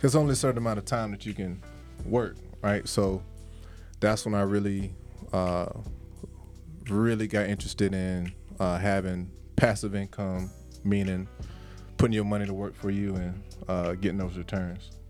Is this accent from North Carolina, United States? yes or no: no; Jacksonville, Florida, United States; moved away as an adult; now in Atlanta, United States; I'm from from Jacksonville, Florida. Me and Smitty, we played. Uh, shout out to First Coast High School